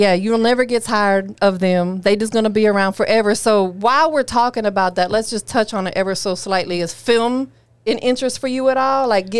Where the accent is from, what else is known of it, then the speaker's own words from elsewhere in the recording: Tampa, Florida, United States; Like I'm from Tampa